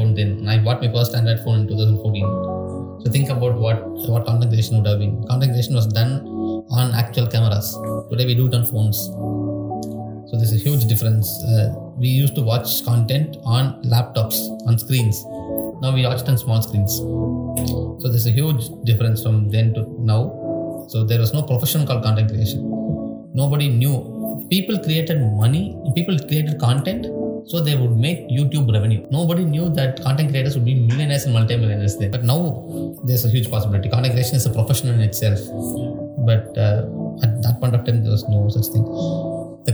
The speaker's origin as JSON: {"language": "English", "region": "Tamil Nadu", "country": "India", "accent": "Tamil", "second_language": "English", "said": "I did not speak English when I went into college. Now I speak okay English, because actually my English also looks like Tamil"}